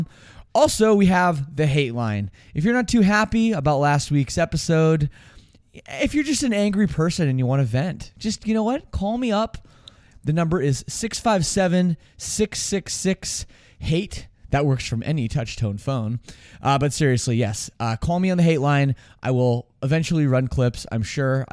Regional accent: Toronto, Ontario, Canada; growing up in Toronto, just like brutal winter storms every year

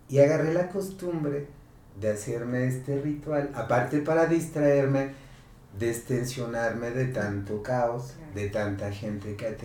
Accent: El Batán, Jalisco, Mexico; en el Batán, yo soy del Batán, me bajaba en el santuario

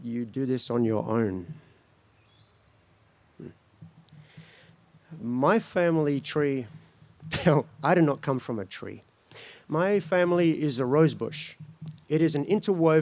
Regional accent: Mildura, Victoria, Australia; now in Kaurna land (Adelaide), Australia; that's the place I grew up, in Mildura, Victoria, the countryside

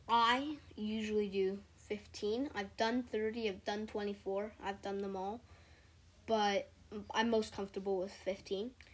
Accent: California, United States; I'm 11 years old, and yeah, I'm from California.

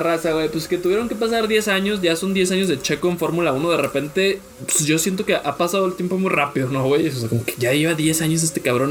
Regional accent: Mexico; soy mexicano

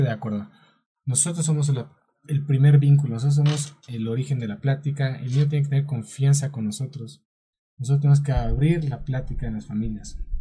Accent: Mexico

